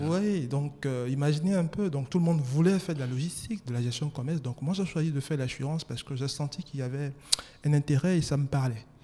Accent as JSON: {"language": "French", "town": "Daoukro", "country": "Côte d’Ivoire", "tie": "born or raised there", "said": "Je suis marié, ivoirien, hmm. natif de Daokro."}